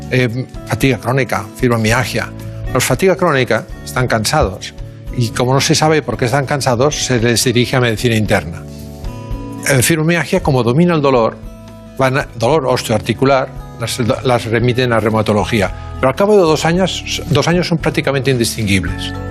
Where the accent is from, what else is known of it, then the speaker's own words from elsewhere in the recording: Barcelona, Catalonia, Spain; Sí, nacimos en, nacimos en Barcelona. Bueno, mi padre en Tarrasa y yo en Barcelona.